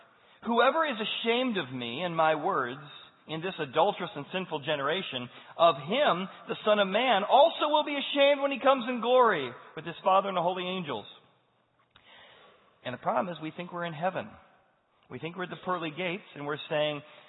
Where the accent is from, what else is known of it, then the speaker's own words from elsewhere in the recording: United States; as an American